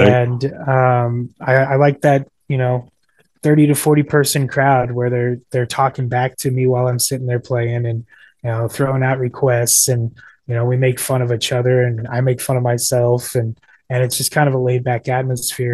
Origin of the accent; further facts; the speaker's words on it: Ashland, Kansas, United States; moved away as an adult; also born or lived in Northern Virginia; Ashland, Kansas, my hometown